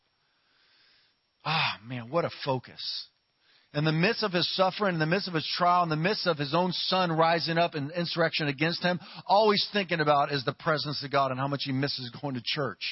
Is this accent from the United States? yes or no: yes; Ohio, United States; moved away; also born or lived in Louisiana / California; I'm from Ohio, and it's cold there.